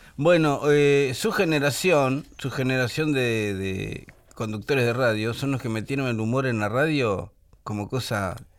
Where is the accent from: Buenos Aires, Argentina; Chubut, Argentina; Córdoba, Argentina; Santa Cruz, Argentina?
Buenos Aires, Argentina; Buenos Aires de predictadura. Si Usted sabe que yo crecí en la Galería del Este